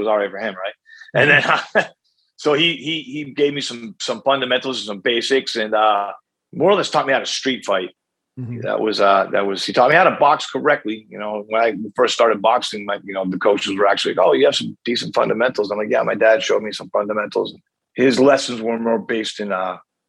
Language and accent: English; Haverhill, Massachusetts, United States; Haverhill, where I was born